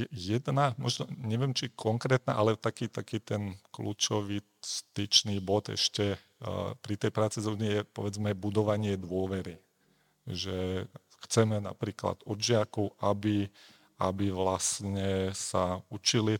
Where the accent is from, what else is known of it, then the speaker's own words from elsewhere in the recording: Slovakia; now in Prague, Czech Republic; som sa narodil v Československu, takže ako rodičov a kamarátov mám na Slovensku